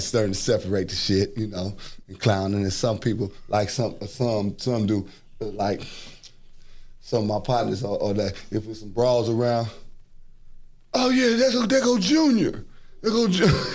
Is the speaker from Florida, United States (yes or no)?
no; Los Angeles, California, United States; I grew up in South Central